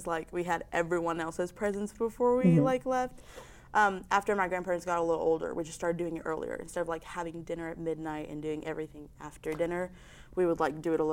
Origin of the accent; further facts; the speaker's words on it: Mexico; moved away as an adult; now in United States; I'm a sophomore from Mexico